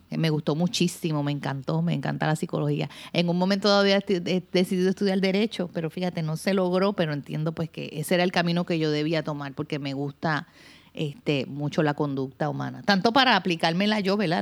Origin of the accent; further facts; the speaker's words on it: Puerto Rico; yo soy una mujer puertorriqueña. Eh, hoy día soy madre de dos, este, una mujer de 28 años y una jovencita de 15, Patricia y Mariana. Este, he vivido toda mi vida aquí en Puerto Rico